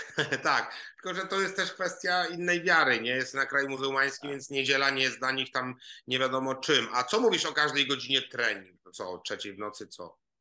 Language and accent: Polish; Świdnik, Lublin Voivodeship, Poland; also born or lived in Gdańsk / Poznań / Warsaw; now in Kraków, Poland; ja jestem z małego Świdnika Podlubelskiego